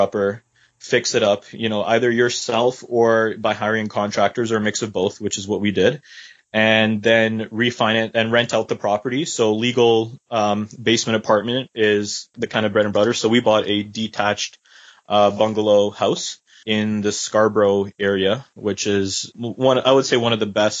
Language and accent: English; Croatia; I'm from Croatia, actually, from the Slavic part.